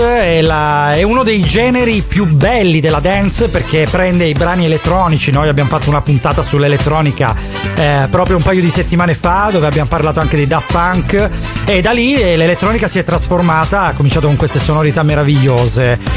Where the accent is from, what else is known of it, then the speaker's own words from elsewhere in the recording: Catanzaro, Calabria, Italy; io sono di Catanzaro